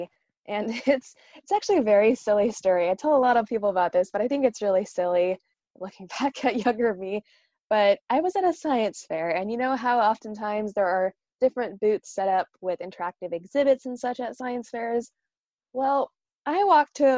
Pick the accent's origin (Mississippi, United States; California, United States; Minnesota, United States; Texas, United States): California, United States; Northern; moved away as an adult; now in New York City, United States; I'm originally from Northern California in the United States